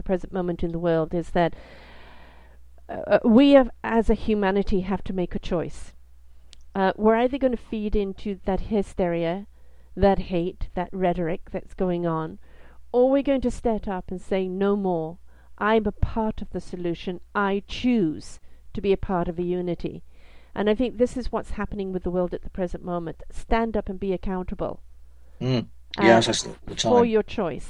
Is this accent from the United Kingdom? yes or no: yes; United Kingdom; I am British